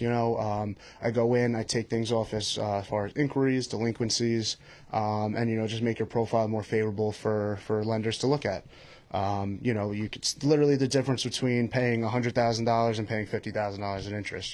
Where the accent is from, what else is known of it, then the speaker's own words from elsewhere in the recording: Patchogue, New York, United States; I'm from Patchogue, New York